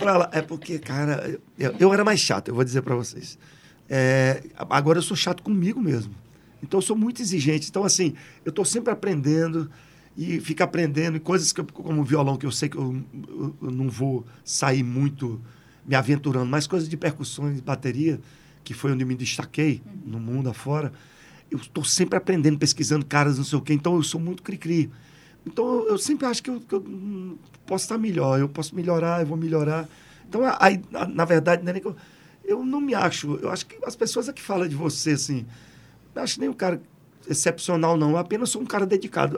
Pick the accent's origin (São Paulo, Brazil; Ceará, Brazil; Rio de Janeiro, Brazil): Ceará, Brazil; Jardim, Crato, Juazeiro; also born or lived in Sousa, Paraíba; com menos de três anos de idade, eu voltei, voltei não fui, lá, lá para Jardim Crato, Juazeiro, e a minha criação é toda assim